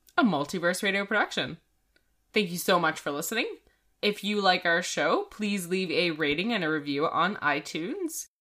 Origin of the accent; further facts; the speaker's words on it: Canada; we are Canadian